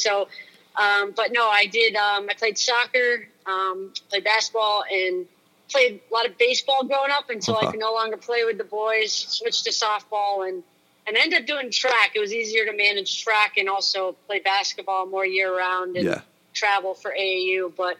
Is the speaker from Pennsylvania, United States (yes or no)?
no; Sharon, Massachusetts, United States; I grew up in Sharon, Mass, which is a small town, and it's actually where Bruce Pearl is from.